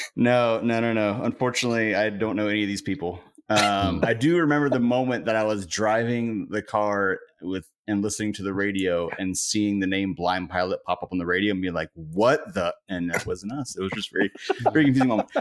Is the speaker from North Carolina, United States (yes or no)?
yes; Cary, North Carolina, United States; I grew up in Cary